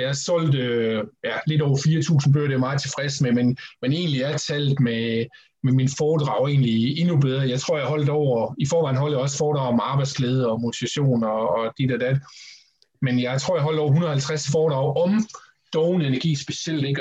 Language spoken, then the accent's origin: Danish; Horsens, Central Denmark Region, Denmark; Jeg startede i den lokale atletikklub i Horsens, hvor jeg kommer fra, Atletica